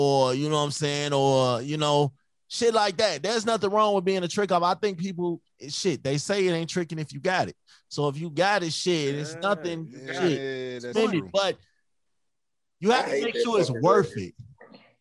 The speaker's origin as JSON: {"language": "English", "town": "Chicago", "region": "Illinois", "country": "United States", "tie": "born or raised there", "said": "That's the kind of mentality I had growing up. Being I'm from Chicago."}